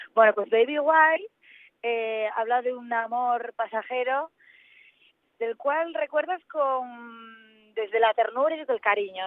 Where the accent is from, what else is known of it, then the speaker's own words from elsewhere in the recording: Asturias, Spain; moved away as an adult; now in Madrid, Spain; Asturias en mi tierra, eh, eh, la que nací y la que tanto quiero y echo de menos